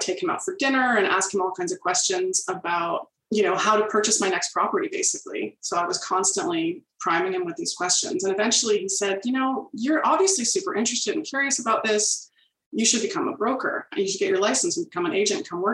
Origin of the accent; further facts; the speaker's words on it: Peterborough, Ontario, Canada; also born or lived in Toronto, Canada; My family moved to the Peterborough area when I was in my early double digits. And I've been here mostly ever since